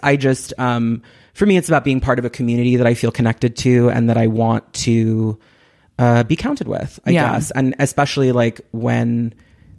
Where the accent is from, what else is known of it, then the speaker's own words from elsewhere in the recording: Westchester, New York, United States; also born or lived in Manhattan; I was born in Manhattan, and then I grew up in Westchester, which is mm-hmm. like the suburbs right outside